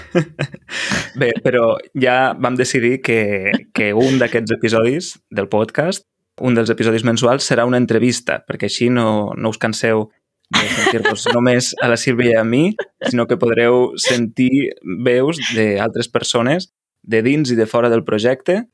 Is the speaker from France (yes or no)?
no; San Miguel de Tucumán, Tucumán, Argentina; Catalan is a second language; moved away as an adult; now in Cardedeu, Spain; de Tucumán, Argentina, tinc 19 anys i he arribat a Cardedeu, Barcelona, mm. fa un mes i dues setmanes